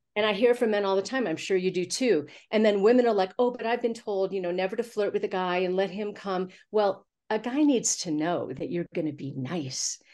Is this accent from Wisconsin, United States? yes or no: no; Missouri, United States; also born or lived in Los Angeles; now in Santa Fe, United States; I'm from Missouri. We had a farm in the country, so I was a little private school snob during the week, but on the weekends, oh my gosh, we were raising black Angus cattle